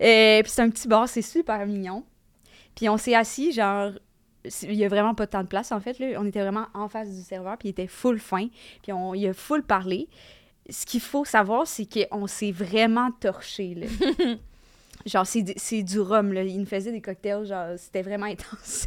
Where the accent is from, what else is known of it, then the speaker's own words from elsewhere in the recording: Lévis, Quebec, Canada; now in Montreal, Canada; je viens pas de, la Gaspésie, là, je viens de Lévis, là, mais ça m'a pris le fait de déménager à, Montréal.